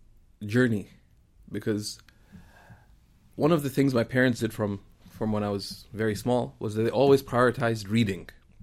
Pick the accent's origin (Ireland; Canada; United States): Canada; there are multiple identities that I could connect with, being Canadian, being of Pakistani origin, being of Indian roots, etc., ultimately it's that I am Muslim.